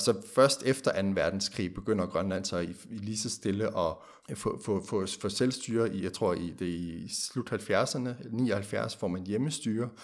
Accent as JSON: {"language": "Danish", "country": "Denmark", "said": "vi som danskere"}